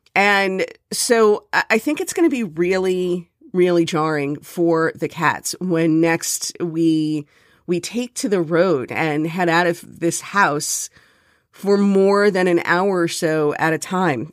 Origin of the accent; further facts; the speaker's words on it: Miami, Florida, United States; now in Jersey City, United States; I'm from Miami